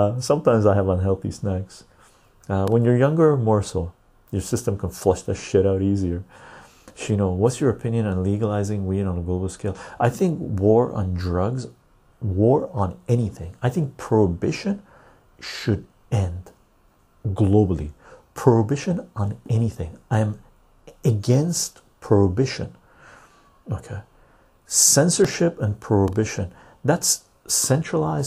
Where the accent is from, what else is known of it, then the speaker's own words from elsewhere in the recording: Canada; As a Canadian